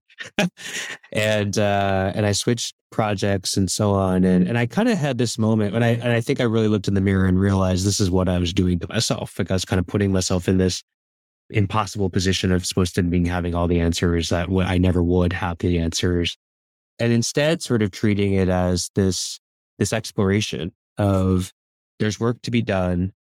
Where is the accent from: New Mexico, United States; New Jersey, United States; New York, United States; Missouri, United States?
New Jersey, United States; moved away; I grew up on the East Coast, uh, in New Jersey